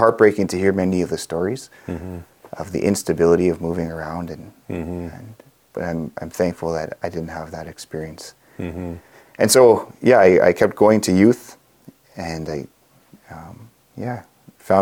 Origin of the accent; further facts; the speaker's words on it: Manitoba, Canada; also born or lived in Fisher River Cree Nation; I grew up in Manitoba. I mostly grew up in care, adoptive and foster care.